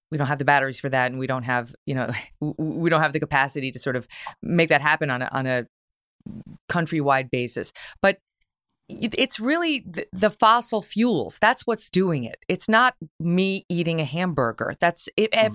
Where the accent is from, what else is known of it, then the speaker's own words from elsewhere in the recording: United States; I was born in America